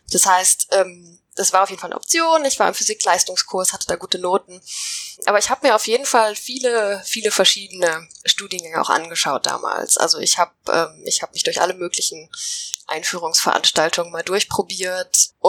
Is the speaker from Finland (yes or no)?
yes; Finland; also born or lived in Ecuador; Also ich bin tatsächlich in Finnland aufgewachsen, habe dann eine Zeit lang